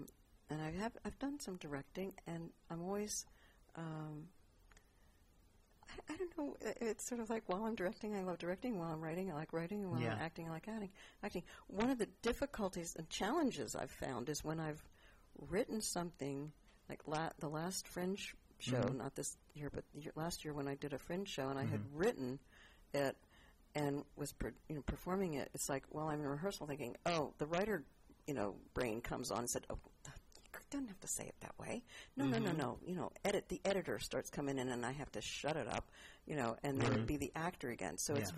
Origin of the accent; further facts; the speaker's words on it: East Coast, United States; I mean, I grew up on the East Coast